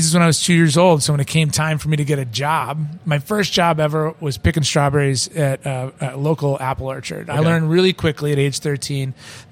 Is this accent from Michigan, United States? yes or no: yes; Detroit, Michigan, United States; also born or lived in St. Paul, Minnesota / Boston, Massachusetts; now in Minneapolis, United States; It was a family tradition growing up in Detroit